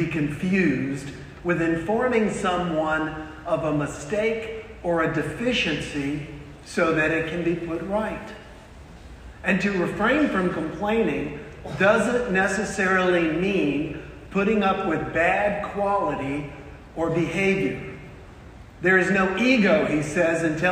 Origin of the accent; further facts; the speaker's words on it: South Carolina, United States; I am from the South. I'm originally from South Carolina